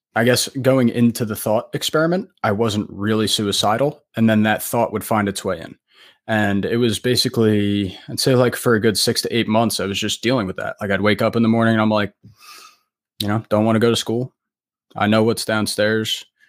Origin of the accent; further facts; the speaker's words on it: New Jersey, United States; I am from New Jersey, um, United States